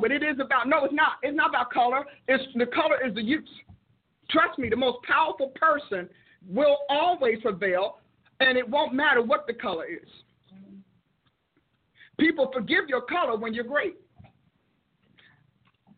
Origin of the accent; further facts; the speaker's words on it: Newark, New Jersey, United States; I was raised in Newark